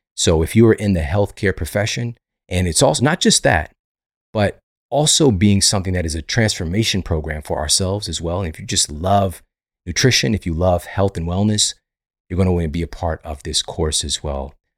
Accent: St. Louis, Missouri, United States; Saint Louis University in my hometown

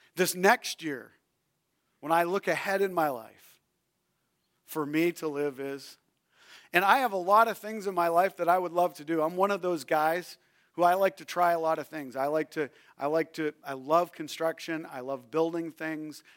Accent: New Brunswick, Canada; I grew up in New Brunswick, Canada.

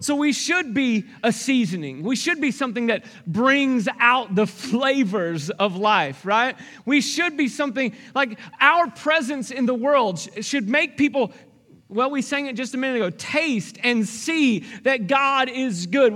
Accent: Arkansas, United States; I grew up in Arkansas, and so there was bluegrass music

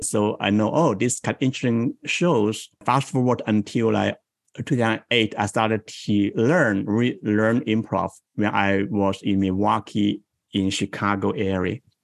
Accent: Guangdong, China; now in Bay Area, United States; I grew up in Guangdong province in South China in small town.

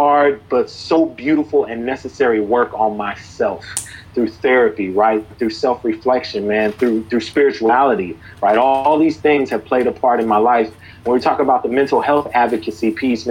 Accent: Sacramento, California, United States; moved away as an adult; now in New Jersey, United States; I'm originally from Sacramento, California, man. The 916 West Coast. Very, very proud to be a Californian.

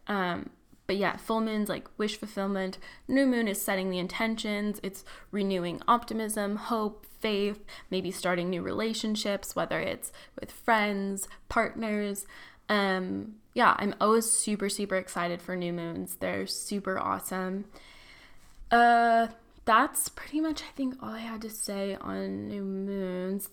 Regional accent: Tustin, California, United States; moved away as an adult; now in San Francisco, United States; I'm from Orange County, born and raised there, Tustin

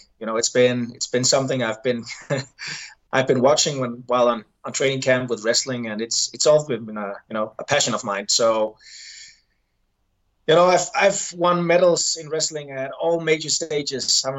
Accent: Denmark

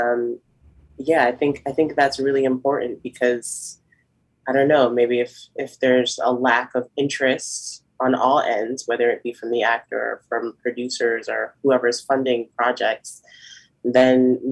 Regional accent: Boston, Massachusetts, United States; now in New York City, United States; I'm from Boston, but I currently live in New York City

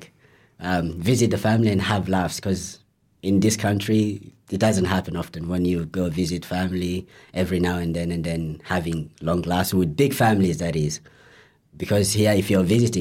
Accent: Guinea; moved away; I'm Guinea, or some people might know as Guinea.

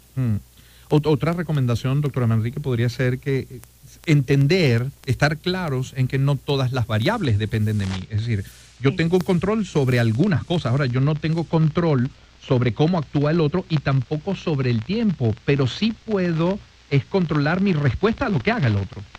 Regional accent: Venezuela; somos inmediatistas los venezolanos

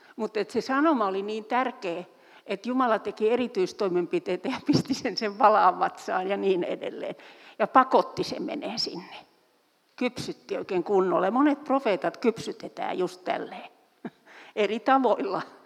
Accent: Turku, Southwest Finland, Finland; Mä olen syntyisin Turusta

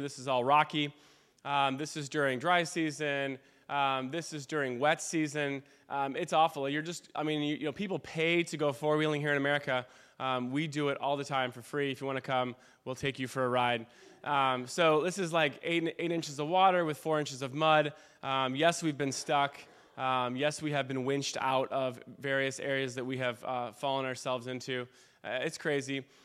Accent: Wheaton, Illinois, United States; moved away as an adult; also born or lived in Michigan / Pennsylvania / Western Springs, Illinois; now in Africa; I grew up in Wheaton.

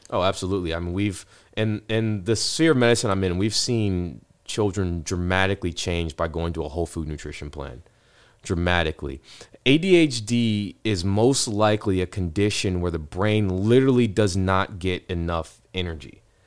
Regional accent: Ohio, United States; now in Texas, United States; I was born in Ohio

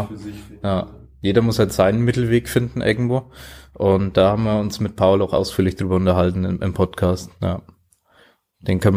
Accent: Germany; now in Vienna, Austria; Vor allem für mich dann Draufsicht als Deutscher. Ja, finde es hier ziemlich cool in Wien, was da dann geht.

